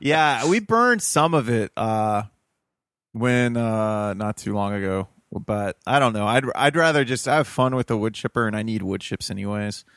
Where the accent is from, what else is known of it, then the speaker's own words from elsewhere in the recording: Toledo, Ohio, United States; moved away; I'm from Toledo, Ohio originally